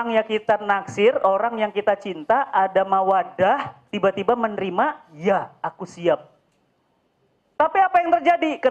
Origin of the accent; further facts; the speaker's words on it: Medan, North Sumatra, Indonesia; Saya lahir dan besar di Medan, ya, bapak Sunda, ibu Jawa.